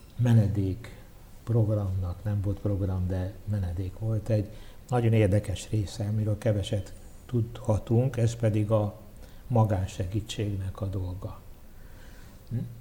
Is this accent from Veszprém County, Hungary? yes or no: no; Budapest, Hungary; így nőttem föl. E, Sátoros ünnepekkor elvittek Újpesten a templomba a szüleim